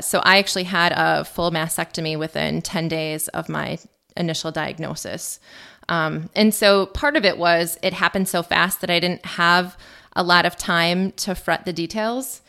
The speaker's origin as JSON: {"language": "English", "town": "Mosinee", "region": "Wisconsin", "country": "United States", "tie": "born or raised there", "said": "I grew up in Mosinee"}